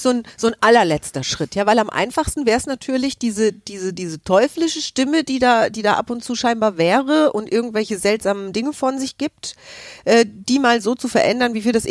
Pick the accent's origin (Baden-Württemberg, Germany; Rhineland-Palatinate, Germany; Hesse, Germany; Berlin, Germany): Hesse, Germany; Und ich bin aus Hessen, ich darf